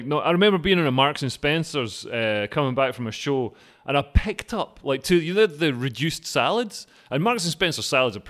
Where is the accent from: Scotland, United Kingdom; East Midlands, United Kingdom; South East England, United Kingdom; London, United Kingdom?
Scotland, United Kingdom; I'm Scottish.